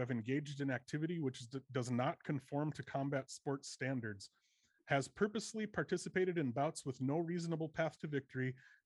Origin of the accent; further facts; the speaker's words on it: Fargo, North Dakota, United States; moved away; I'm from Fargo, North Dakota originally